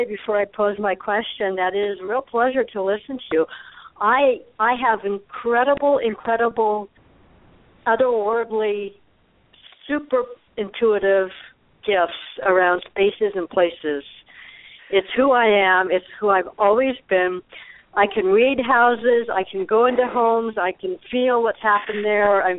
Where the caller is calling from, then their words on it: Arizona, United States; I'm calling from Arizona.